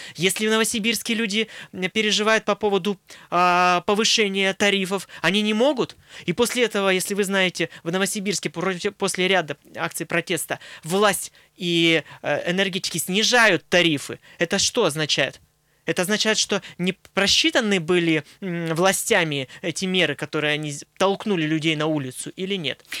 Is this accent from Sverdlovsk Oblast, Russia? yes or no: yes; Nizhnyaya Salda, Sverdlovsk Oblast, Russia; я рос в Нижней Салде